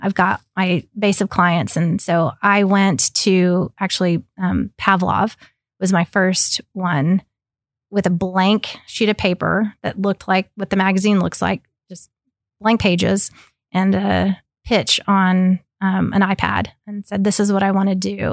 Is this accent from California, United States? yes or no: no; Oklahoma, United States; also born or lived in Ecuador; I grew up in Oklahoma